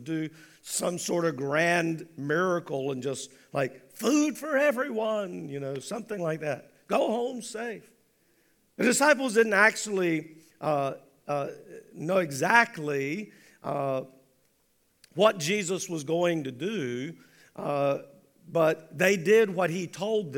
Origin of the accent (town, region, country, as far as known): United States